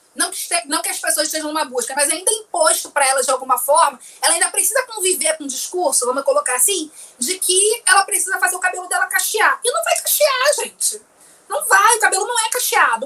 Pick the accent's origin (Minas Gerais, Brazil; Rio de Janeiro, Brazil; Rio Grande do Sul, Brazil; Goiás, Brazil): Rio de Janeiro, Brazil; São Gonçalo; Morava em São Gonçalo, saí de São Gonçalo para ir para a usina.